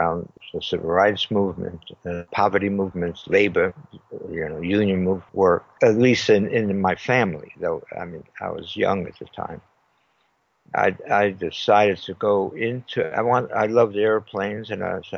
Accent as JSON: {"language": "English", "town": "New York City", "region": "New York", "country": "United States", "also_born_or_lived": "Los Angeles", "moved": "yes", "said": "I'm originally from New York, from Brooklyn."}